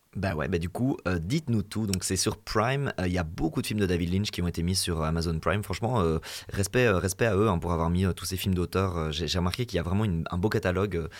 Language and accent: French; Belgium; chez nous en Belgique